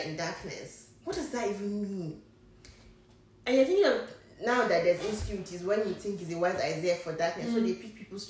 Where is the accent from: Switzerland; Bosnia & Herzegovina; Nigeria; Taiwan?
Nigeria; Niger State; also born or lived in Kaduna; I'm from Niger State